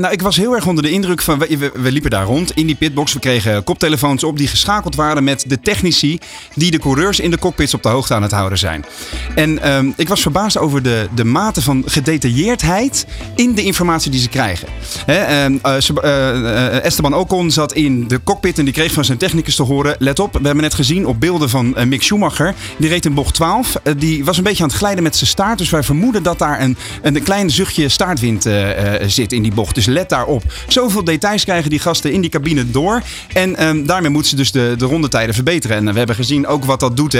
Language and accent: Dutch; Westland, South Holland, Netherlands; mij als geboren Westlander